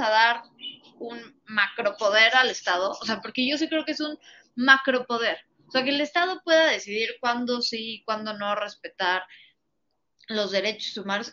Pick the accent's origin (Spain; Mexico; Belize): Mexico; nosotros como mexicanos